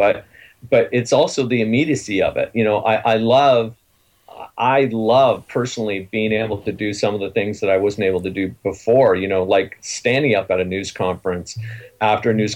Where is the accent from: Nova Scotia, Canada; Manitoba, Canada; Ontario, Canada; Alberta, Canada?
Ontario, Canada; I'm from Surrey, Ontario